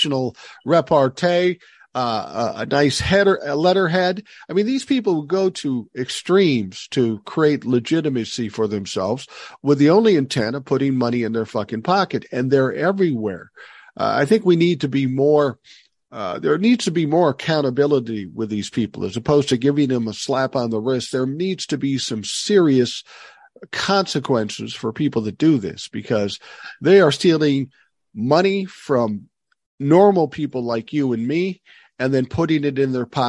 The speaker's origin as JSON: {"language": "English", "region": "Minnesota", "country": "United States", "tie": "born or raised there", "said": "in Minnesota, I'm so proud of my home state"}